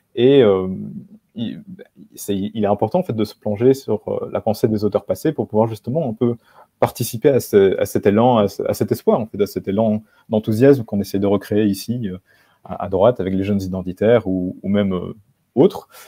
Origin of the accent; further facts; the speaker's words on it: Belgium; moved away as an adult; now in Warsaw, Poland; j'habite enfin, j'ai habité en Belgique, je suis belge, j'ai 26 ans, je suis à Varsovie maintenant